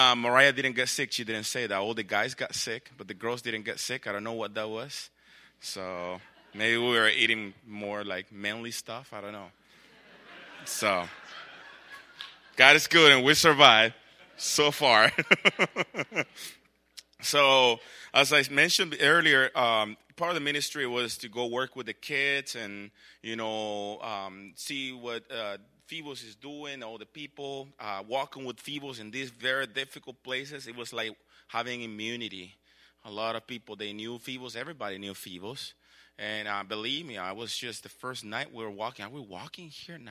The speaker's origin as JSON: {"language": "English", "country": "El Salvador", "tie": "born or raised there", "moved": "yes", "said": "I grew up in El Salvador"}